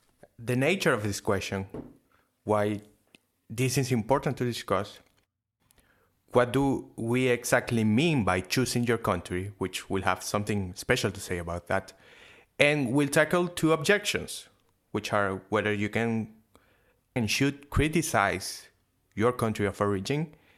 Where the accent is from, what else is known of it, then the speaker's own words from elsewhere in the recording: Venezuela; now in Argentina; No, in Venezuela.